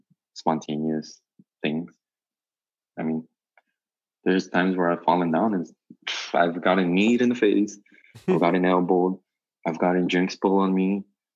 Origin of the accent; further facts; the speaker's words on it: Los Angeles, California, United States; I grew up in Southeast LA.